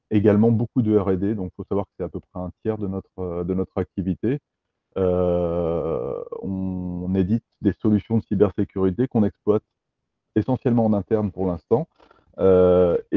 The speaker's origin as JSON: {"language": "French", "region": "Brittany", "country": "France", "said": "On est breton, on est euh, français, européen aussi."}